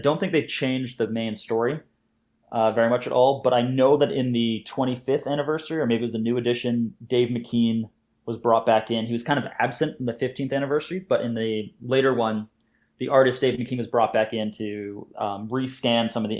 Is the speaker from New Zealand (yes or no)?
no; Canada; also born or lived in United Kingdom; now in Scotland, United Kingdom; I'm a Canadian and British cartoonist currently living in Scotland.